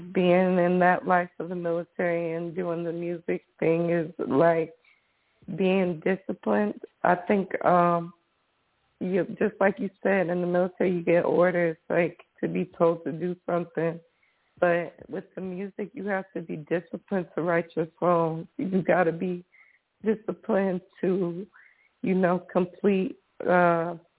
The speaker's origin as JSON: {"language": "English", "town": "Atlanta", "region": "Georgia", "country": "United States", "said": "I'm from Atlanta"}